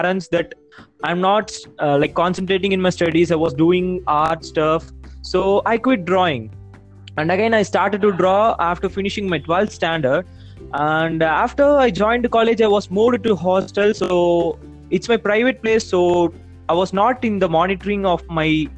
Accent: Salem, Tamil Nadu, India; I'm from Salem.

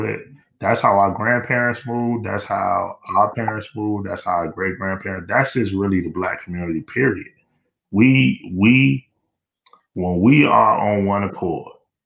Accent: Miami, Florida, United States; I grew up in Liberty City, dog.

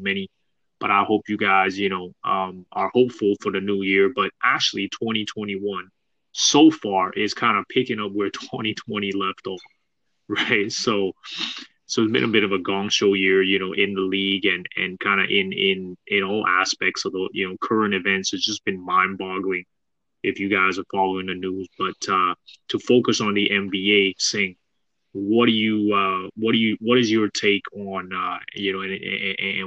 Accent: Canada; We're Canadian

